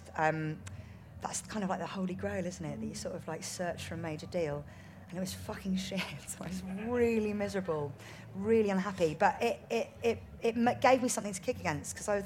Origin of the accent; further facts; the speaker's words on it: India; I'm Indian